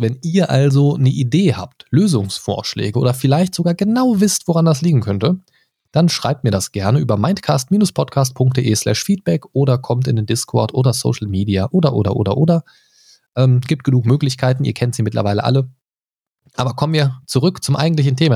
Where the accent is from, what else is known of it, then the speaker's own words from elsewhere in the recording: Göttingen, Lower Saxony, Germany; moved away; Ich komme ursprünglich auch aus äh, jetzt keiner Großstadt, aber Universitätsstadt Göttingen.